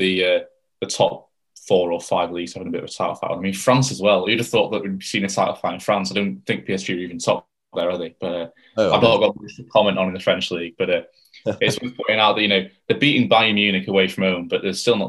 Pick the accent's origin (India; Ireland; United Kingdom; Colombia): United Kingdom; England; being an English fan